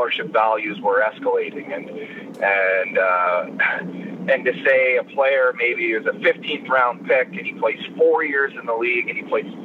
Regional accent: Sarnia, Ontario, Canada; I grew up in Sarnia, the closest institution to me is Western

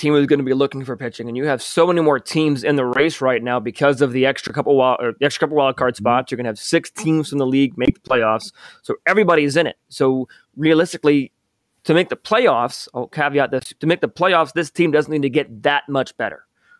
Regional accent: Bloomington, Illinois, United States; I'm from Bloomington, Illinois, which is just 45 minutes away from Peoria.

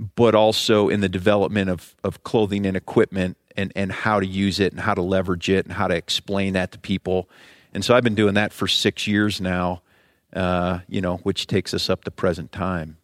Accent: Ohio, United States; moved away as an adult; I grew up in Ohio

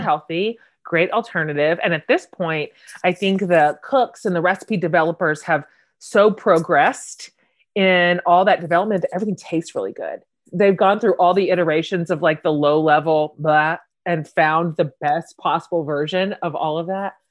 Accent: Wichita, Kansas, United States; you and I are both Kansas girls. I grew up in Wichita.

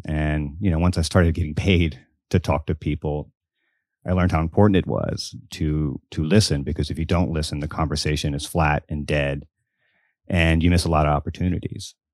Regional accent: Biloxi, Mississippi, United States; I grew up in Biloxi, Mississippi

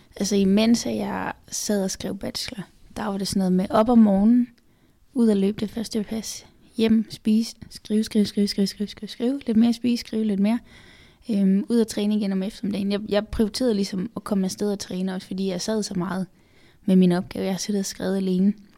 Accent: Funen, Southern Denmark, Denmark; now in Copenhagen, Denmark; jeg er jo født og opvokset på Fyn

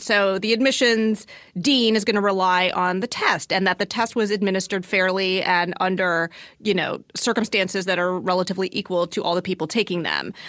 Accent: Southern Virginia, United States; I grew up in Southern Virginia

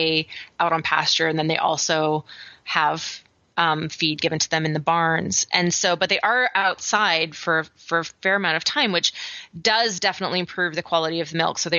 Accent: Vancouver Island, British Columbia, Canada; now in Atlanta, United States; I grew up on Vancouver Island

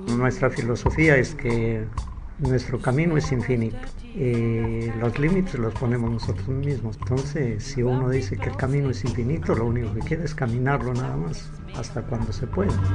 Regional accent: the Andes, northern Peru, Peru; yo nací en los Andes, en el norte del Perú, hace muchísimos años.

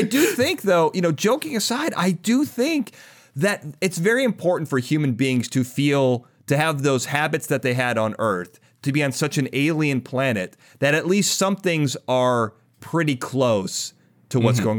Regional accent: Chicago, Illinois, United States; But I grew up in Chicago where winter's like 8 months.

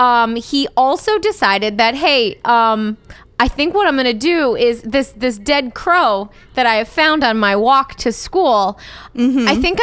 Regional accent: Wisconsin, United States; now in Southern California, United States; I am from Cowland.

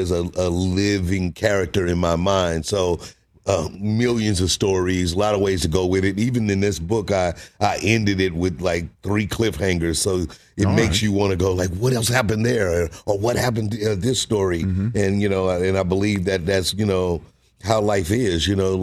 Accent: St. Louis, Missouri, United States; moved away as an adult; now in Los Angeles, United States; I grew up in St. Louis

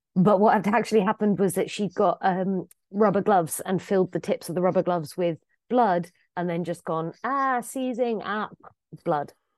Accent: England, United Kingdom; I'm English

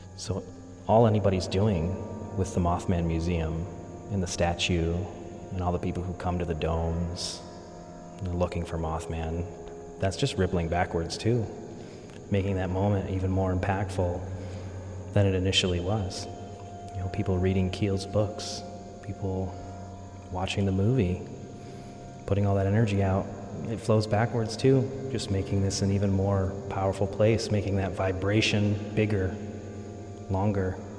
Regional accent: rural Pennsylvania, United States; also born or lived in West Virginia; I was born in West Virginia, but I grew up in rural Pennsylvania

